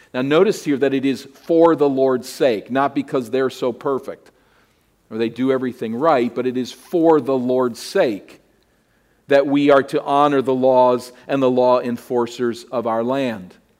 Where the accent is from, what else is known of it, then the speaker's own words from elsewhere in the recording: United States; my identity as an American